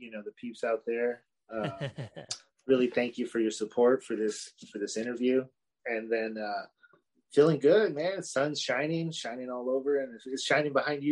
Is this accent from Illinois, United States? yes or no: no; Los Angeles, California, United States; now in Fresno, United States; I grew up in LA. So I'm from Southern Cali, transplanted into Central Cali